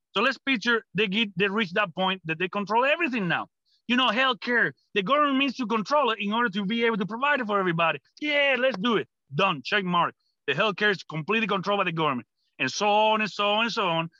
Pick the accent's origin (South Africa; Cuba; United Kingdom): Cuba; English is a second language; moved away as an adult; now in United States; I'm coming from Cuba